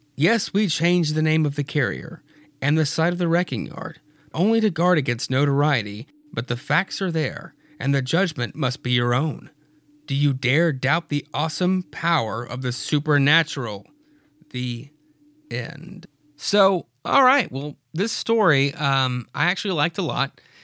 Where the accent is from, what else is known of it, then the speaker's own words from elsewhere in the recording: Freeport, Louisiana, United States; I am from Freeport, Louisiana